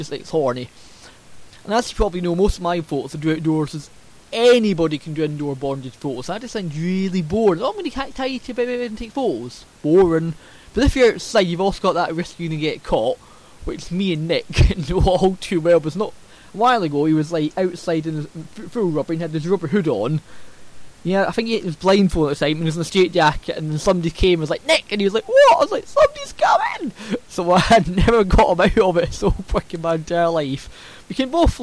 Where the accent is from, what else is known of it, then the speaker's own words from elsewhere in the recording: Scotland, United Kingdom; accent: Scots; my Scots accent